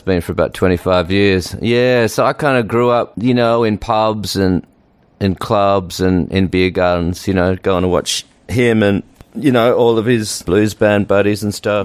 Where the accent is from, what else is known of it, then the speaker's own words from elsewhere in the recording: Australia; accent: Australian; moved away as an adult; now in United States; I still got my Australian accent